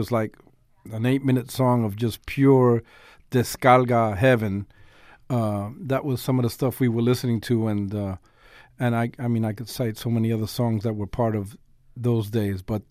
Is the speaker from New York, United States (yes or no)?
yes; New York City, New York, United States; I was born and raised in the South Bronx